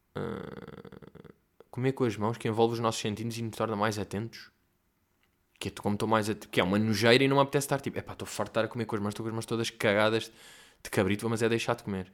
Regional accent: Portugal; eu sou português

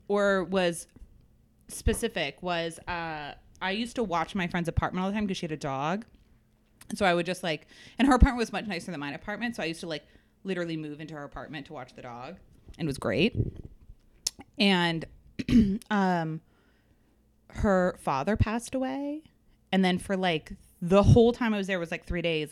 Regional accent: New England, United States; I'm from New England. We're not uh traditionally welcoming people

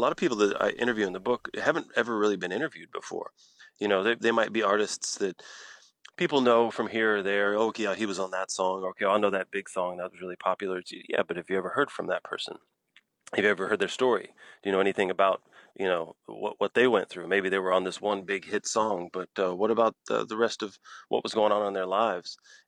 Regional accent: Galveston, Texas, United States; also born or lived in Houston, Texas; I lived there for 14 years. I'm from Galveston

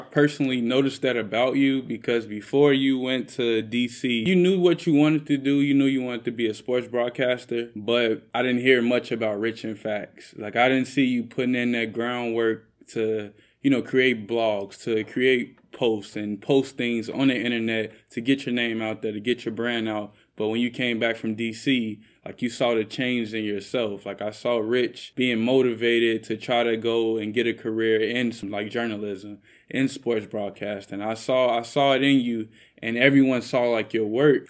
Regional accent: Chicago, Illinois, United States; I'm from Chicago

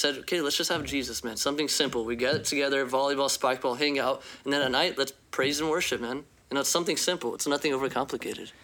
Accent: Phoenix, Arizona, United States; I am from Phoenix, Arizona

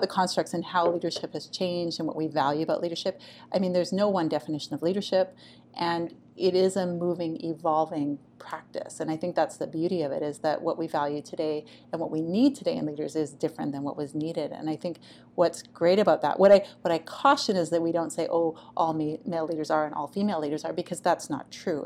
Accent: Canada; also born or lived in Taiwan; come home to Canada

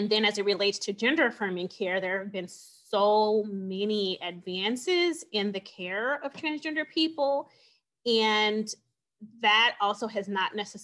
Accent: California, United States; moved away as an adult; now in Phoenix, United States; I am from California. And when I was in California, I was one of 600 abortion providers.

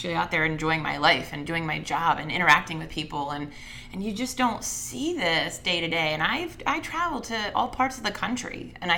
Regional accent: United States; I'm unapologetically American. I was a vet. I am a vet.

